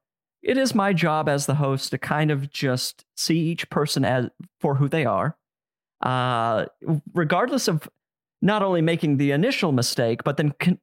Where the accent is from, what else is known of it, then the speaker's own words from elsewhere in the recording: Midwest, United States; one other thing I know about growing up in the Midwest and that culture is making up bullshit excuses